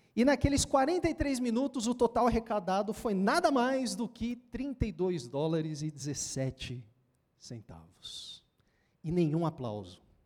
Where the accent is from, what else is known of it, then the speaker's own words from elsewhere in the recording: São Paulo, Brazil; Lá de onde eu venho, né? Da, da Samaria, lá do outro lado, de São Paulo